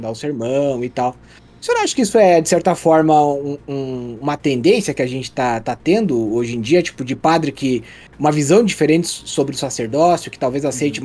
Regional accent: Santa Catarina, Brazil; eu nasci e moro em Santa Catarina até hoje

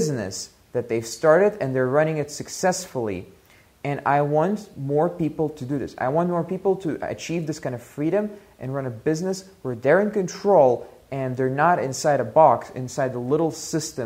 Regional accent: Russia; moved away; also born or lived in Belgium; I was born in Soviet Russia

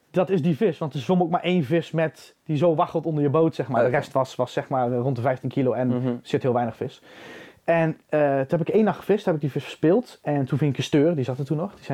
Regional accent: Arnhem, Gelderland, Netherlands; now in Drenthe, Netherlands; Ik, ik, ik kom uit Arnhem

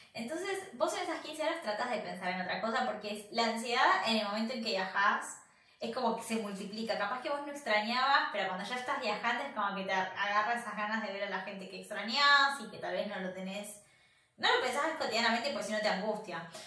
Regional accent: Argentina; moved away as an adult; now in Michigan, United States

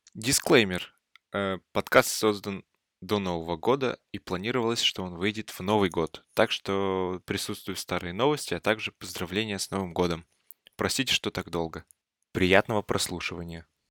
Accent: Kamchatka Krai, Russia; now in Saint Petersburg, Russia; Я с Камчатки

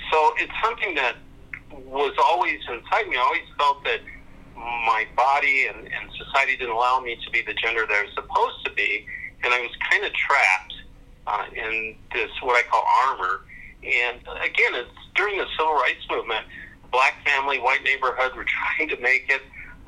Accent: Reno, Nevada, United States; born there; also born or lived in Germany / Omaha; Well, I was born in Reno, Nevada. I was adopted. My father was a military officer. And I started school in Germany, but started grade school in Omaha, Nebraska in the 60s

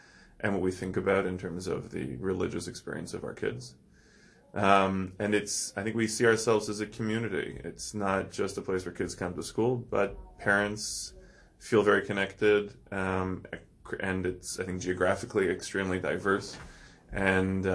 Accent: Toronto, Ontario, Canada; also born or lived in Israel; I grew up in Toronto, born and bred.

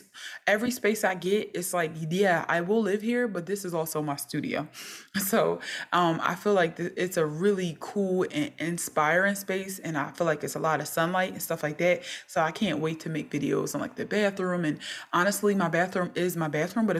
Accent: Philadelphia, Pennsylvania, United States; I am from North Philly

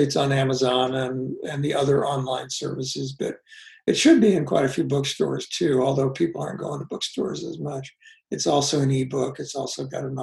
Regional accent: United States; I grew up in Kansas, Missouri

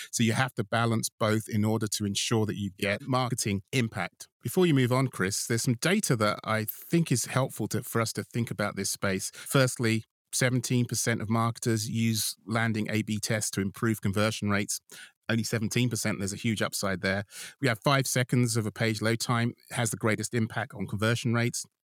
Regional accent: United Kingdom; I'm a Brit

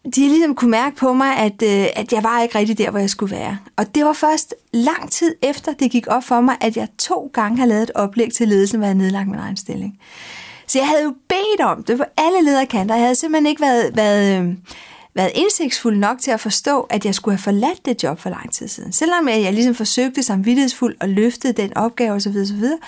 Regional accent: Denmark; also born or lived in Madrid, Spain; Så blev jeg født her i Danmark, så boede vi to år. Og så flyttede vi

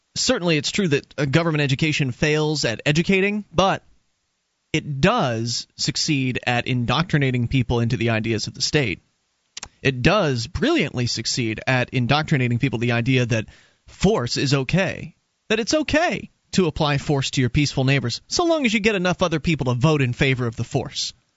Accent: Florida, United States; moved away as an adult; now in New Hampshire, United States; I was born in Florida

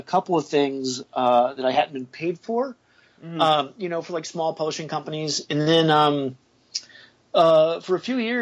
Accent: California, United States; I was born in California

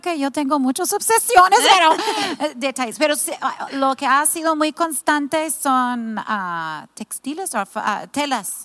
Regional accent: California, United States; also born or lived in Mazatlán, Mexico; now in Tepic, Mexico; Yo soy de California, viví 10 años en Mazatlán

